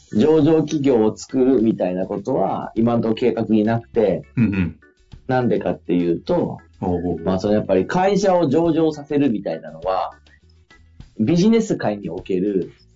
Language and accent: Japanese; Fukui, Japan; 僕が地元の福井でやってる会社なんですよ。